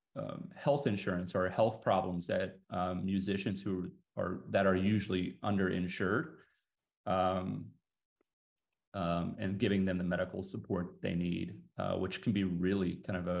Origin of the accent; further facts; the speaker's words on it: Texas, United States; since I was a young guy growing up in Texas